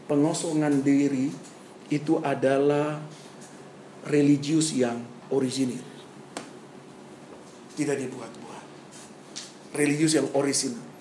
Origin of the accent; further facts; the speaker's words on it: Papua, Indonesia; Saya datang dari Papua, saudara baru selesai SMA tahu masih garang juga saudara-saudara.